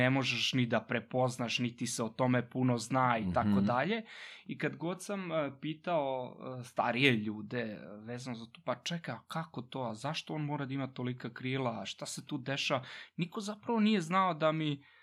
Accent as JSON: {"language": "Croatian", "town": "Vršac", "region": "Vojvodina", "country": "Serbia", "tie": "born or raised there", "moved": "as an adult", "said": "rođen sam u Vršcu i tamo sam i odrastao"}